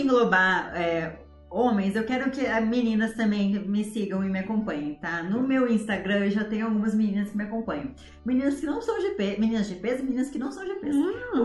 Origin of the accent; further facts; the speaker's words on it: Ijuí, Rio Grande do Sul, Brazil; now in São Paulo, Brazil; eu sou de Injuí, é uma cidadezinha desse tamanhozinho, no coração do Rio Grande do Sul.